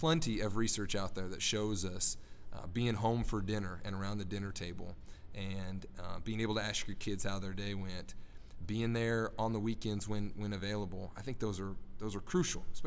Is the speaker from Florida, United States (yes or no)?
no; Nebraska, United States; moved away; I'm from Nebraska originally